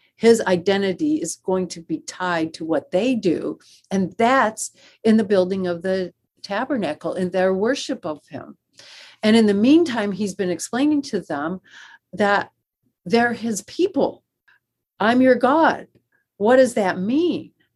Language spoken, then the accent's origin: English; Western New York, United States; moved away as an adult; also born or lived in Wheaton, Illinois; I grew up in Western New York